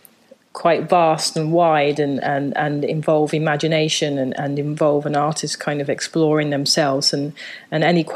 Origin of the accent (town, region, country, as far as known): London, United Kingdom; born or raised there; moved away as an adult; also born or lived in Japan; now in New York, United States